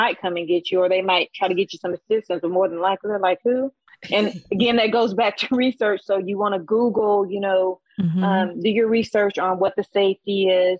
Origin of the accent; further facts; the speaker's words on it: United States; I'm from the States.